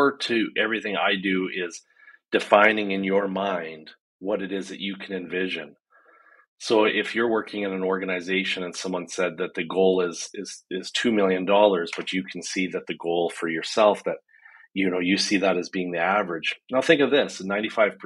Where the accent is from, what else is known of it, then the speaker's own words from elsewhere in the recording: Canada; I'm a Canadian business strategist